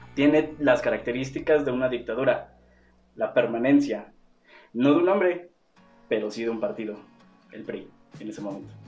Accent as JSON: {"language": "Spanish", "country": "Mexico", "said": "somos mexicanos"}